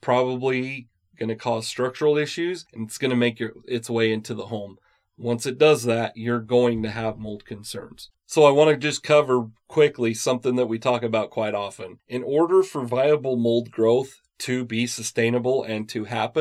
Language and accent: English; Utah, United States; I was born and raised in Utah, so I'm used to the seasons here.